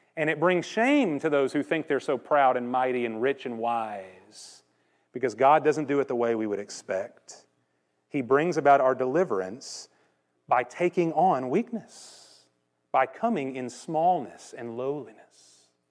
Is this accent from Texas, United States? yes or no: yes; Conroe, Texas, United States; when I was growing up in Conroe Church of Christ